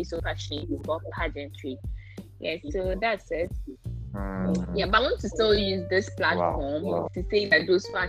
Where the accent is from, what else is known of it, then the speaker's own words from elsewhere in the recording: Navrongo, Upper East, Ghana; also born or lived in Upper West Region (Dagaaba identity); I'm from Navongo in the Upper East region, and my mom is from Tumu in the Upper West region.